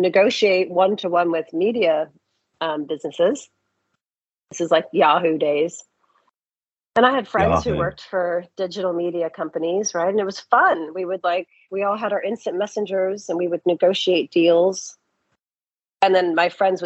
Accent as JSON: {"language": "English", "area": "Silicon Valley", "region": "California", "country": "United States", "tie": "born or raised there", "said": "I grew up in Silicon Valley."}